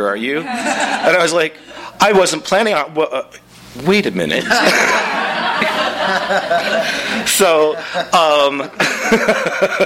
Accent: Midwest, United States; I'm from the Midwest

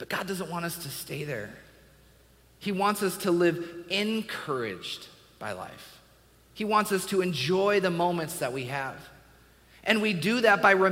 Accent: Washington, United States; I grew up in Washington State.

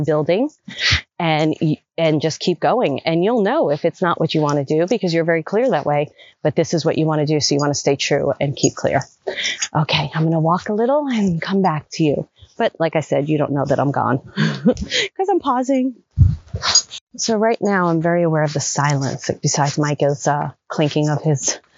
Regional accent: New York City, New York, United States; moved away as an adult; also born or lived in Manhattan / Los Angeles; I grew up in Brooklyn and, you know, then Manhattan

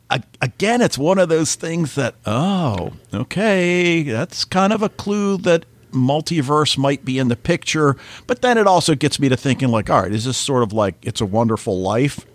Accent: United States; as an American

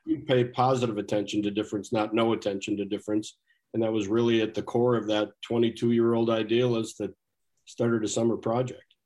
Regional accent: Minnesota, United States; as a Minnesotan

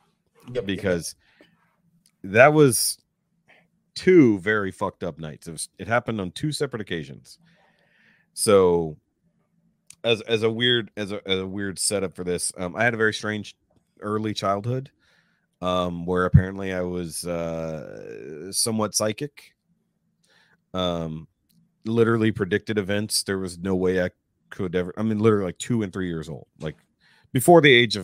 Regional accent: Houston, Texas, United States; If I had stayed where I grew up in Houston, I would not be the person I am now because of where we moved to now.

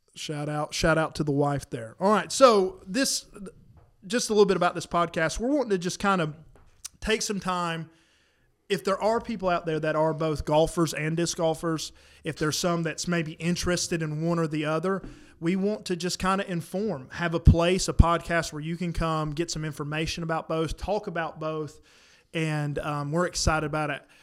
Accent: South Carolina, United States; now in North Carolina, United States; where I grew up in South Carolina, I don't think there was one in the county

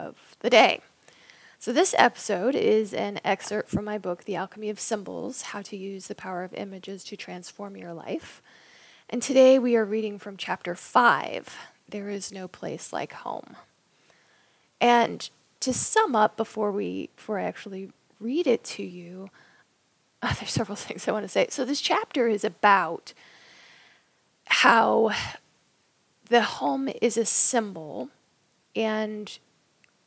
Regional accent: Raleigh, North Carolina, United States; moved away; I'm from Raleigh, North Carolina, and I'm most likely going to be moving back there.

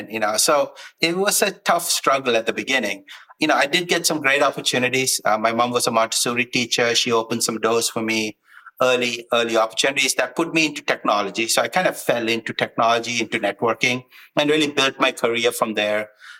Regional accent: Sri Lanka; moved away; I come from Sri Lanka, born in Sri Lanka, as you would say in the US, a military brat growing up. Bounced around quite a bit, but, you know, grew up playing a lot of sports

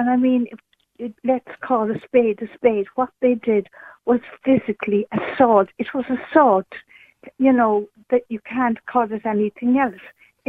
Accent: County Cork, Munster, Ireland; I'm from County Cork, and I'm a lot older than your previous callers there. I'm middle-aged.

